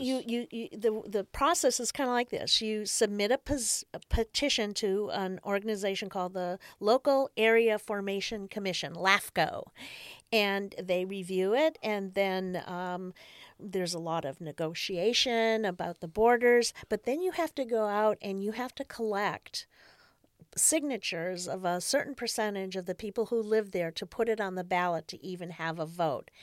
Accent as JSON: {"language": "English", "town": "Marquette", "region": "Michigan", "country": "United States", "tie": "born or raised there", "also_born_or_lived": "Washington, D.C.", "moved": "as an adult", "lives_now": "Rancho Cordova, United States", "said": "my hometown newspaper in Marquette, Michigan"}